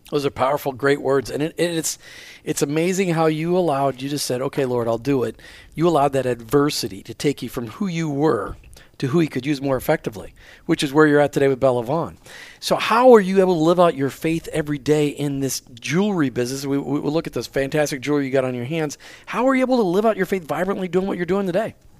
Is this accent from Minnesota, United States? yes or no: yes; Minneapolis, Minnesota, United States; we're, we live, we grew up in Minneapolis